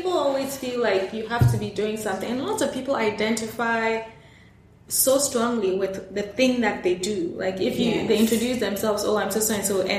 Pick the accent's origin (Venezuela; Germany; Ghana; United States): Ghana; Accra, Greater Accra; moved away; Even when I go back to Accra